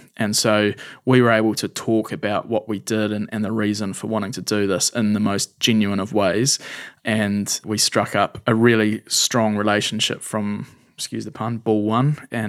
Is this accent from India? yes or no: yes; India; I spent a lot of time growing up in India, and I have a really strong connection with that country.